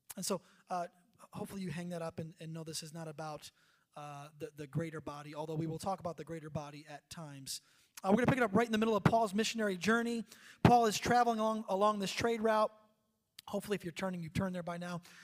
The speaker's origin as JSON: {"language": "English", "country": "United States", "moved": "yes", "said": "we're from New York, New Jersey"}